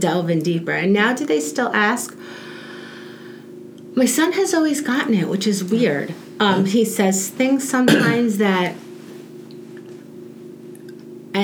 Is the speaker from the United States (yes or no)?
yes; New York, United States; moved away; We're from New York